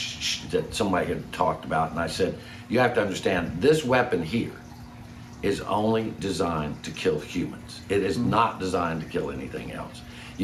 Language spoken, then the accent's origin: English; the South, United States; I grew up in the South where gun control was hitting what you aim at.